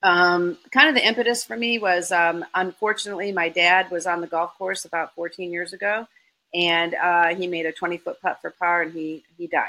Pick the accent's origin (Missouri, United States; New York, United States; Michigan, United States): Michigan, United States; now in Florida, United States; I grew up in Michigan in a Lebanese Armenian household